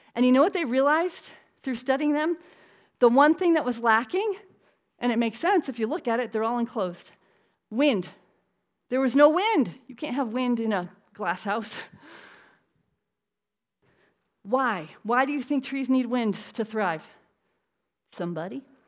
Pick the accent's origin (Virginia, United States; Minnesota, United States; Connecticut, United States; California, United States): Connecticut, United States; I'm from Connecticut